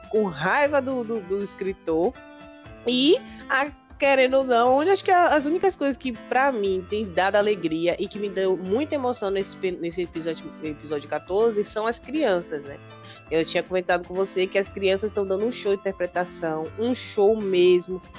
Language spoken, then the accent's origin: Portuguese; Salvador, Bahia, Brazil; as pessoas não sabem que eu sou baiana. Acho que só pelo sotaque mas eu sou da Bahia, sou de Salvador.